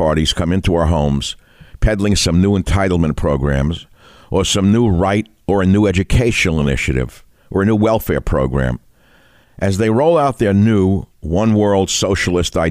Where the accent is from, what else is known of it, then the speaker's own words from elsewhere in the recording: New York City, New York, United States; growing up in the Bronx